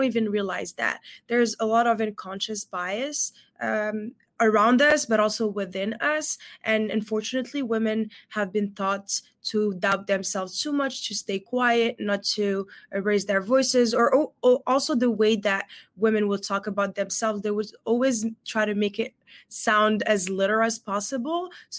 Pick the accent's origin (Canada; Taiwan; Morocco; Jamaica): Morocco; English is a second language; I'm originally from Morocco, but I always say that I'm a global citizen, considering I've lived in 6 different countries so far and speak many different languages.